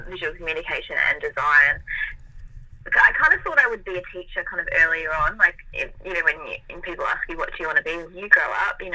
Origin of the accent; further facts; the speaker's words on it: Melbourne, Victoria, Australia; Yeah, so I was born in Melbourne. I'm 28, so 28 years ago, I was born in Melbourne and have lived here my whole life. So yeah, I'm I'm half Italian. So my background, as far as like heritage, I I'm half Italian.